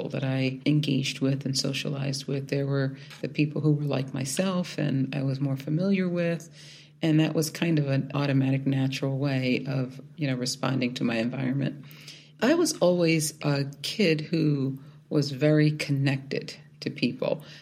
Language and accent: English; Philadelphia, Pennsylvania, United States; moved away as an adult; also born or lived in Indianapolis; I grew up in South Philadelphia, the youngest of seven children